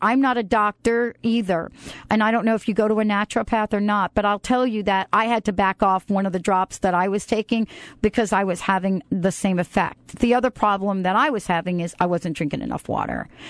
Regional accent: New York City, New York, United States; I was born in the Bronx and, you know, I lived in and played in a concrete, uh, uh, park for most of my life

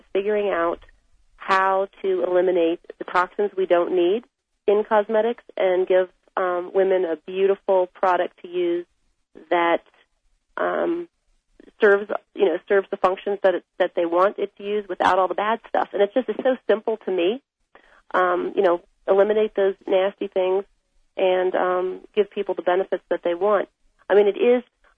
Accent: Washington, District of Columbia, United States; moved away as an adult; now in Taos, United States; I was born in Washington, D.C., and I really didn't want to be part of the political world that I grew up in out there. So I moved to Taos, New Mexico

